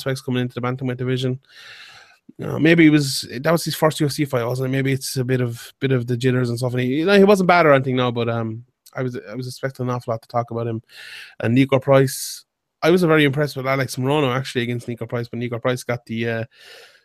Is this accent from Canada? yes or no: no; Ireland; as an Irish MMA fan